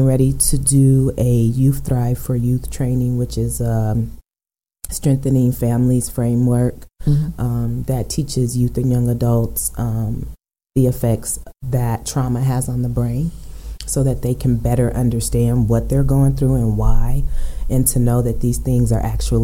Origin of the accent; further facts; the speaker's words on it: Aurora, Colorado, United States; I'm born and raised in Aurora, so mm-hmm. I know Aurora. I've been there for 46 years